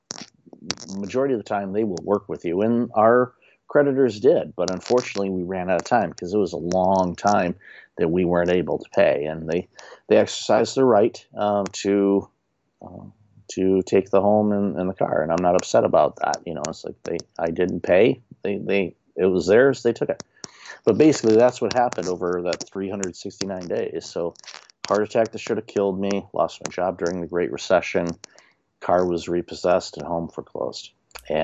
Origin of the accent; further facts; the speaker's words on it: Detroit, Michigan, United States; moved away; also born or lived in Windsor, Canada; growing up in Detroit, there's a resiliency that most Detroiters have